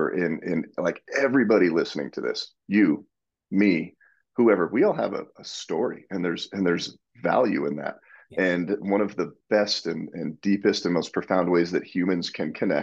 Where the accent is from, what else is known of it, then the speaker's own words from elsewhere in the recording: New Jersey, Colorado, United States; I grew up in New Jersey. So I lived there till I was 10 years old